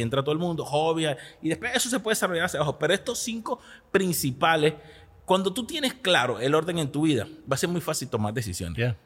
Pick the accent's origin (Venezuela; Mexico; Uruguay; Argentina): Venezuela; moved away as an adult; now in United States